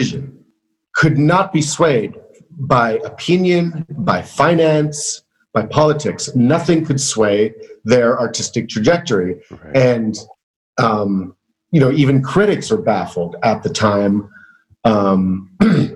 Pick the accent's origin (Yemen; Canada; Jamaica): Canada; also born or lived in Montreal; a 17-year-old boy growing up in Canada. So when I moved to Montreal at age 19